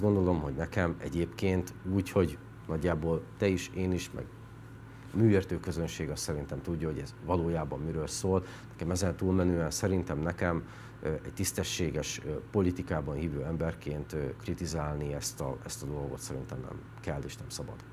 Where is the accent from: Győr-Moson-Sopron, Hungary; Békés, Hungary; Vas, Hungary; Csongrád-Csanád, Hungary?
Békés, Hungary; moved away as an adult; also born or lived in Budapest; Békés ott születtem, ott nőttem fel